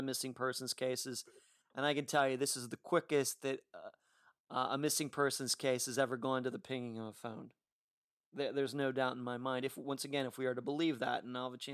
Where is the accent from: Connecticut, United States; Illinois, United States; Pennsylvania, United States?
Pennsylvania, United States; Leechburg; growing up in Armstrong County